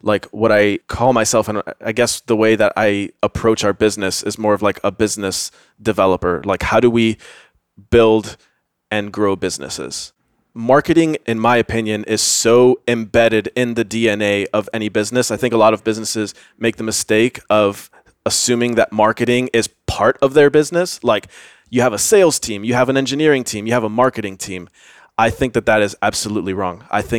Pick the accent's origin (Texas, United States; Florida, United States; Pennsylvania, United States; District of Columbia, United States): Florida, United States; Miami; moved away as an adult; also born or lived in Tampa; now in Austin, United States; born and raised in Miami, did grad school in Tampa, and then moved here from Tampa.